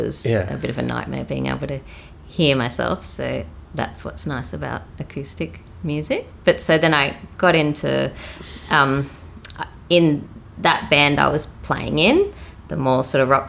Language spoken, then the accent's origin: English; Sydney, New South Wales, Australia; also born or lived in Coffs Harbour / Wagga Wagga; back to Sydney, and I've lived here since I was about 6